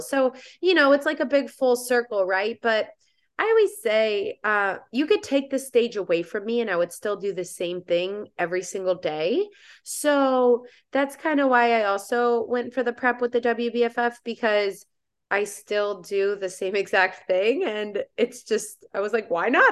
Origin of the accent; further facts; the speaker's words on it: Indiana, United States; moved away as an adult; now in Florida, United States; I now live in Florida, uh, born and raised in Indiana.